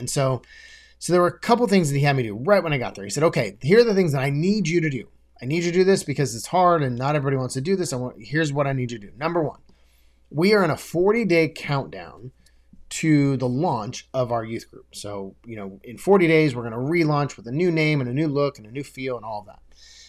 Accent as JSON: {"language": "English", "town": "Des Moines", "region": "Iowa", "country": "United States", "tie": "born or raised there", "said": "so I was in Des Moines, Iowa. I grew up in Des Moines, Iowa"}